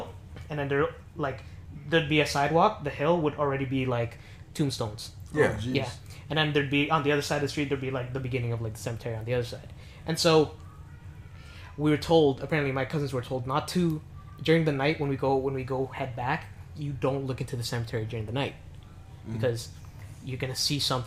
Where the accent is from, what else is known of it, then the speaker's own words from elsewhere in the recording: Toronto, Ontario, Canada; I come from Toronto